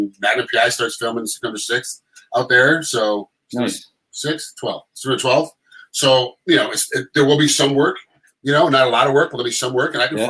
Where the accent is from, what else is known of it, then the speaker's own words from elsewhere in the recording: Rochester, New York, United States; moved away; I'm from Rochester, New York.